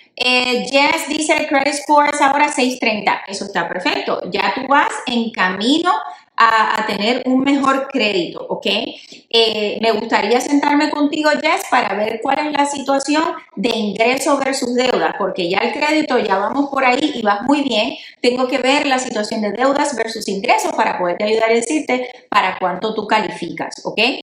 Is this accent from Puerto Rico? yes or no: yes; Puerto Rico; yo soy puertorriqueña